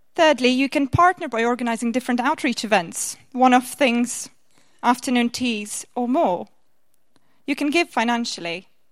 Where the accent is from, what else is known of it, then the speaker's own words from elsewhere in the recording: Latvia; moved away as an adult; also born or lived in Birmingham, England; now in Canterbury, United Kingdom; I come from Latvia originally